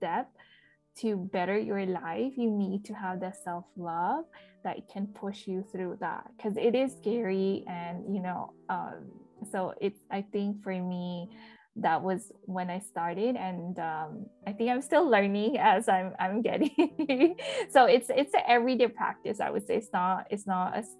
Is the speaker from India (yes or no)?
yes; India; moved away; I was born in India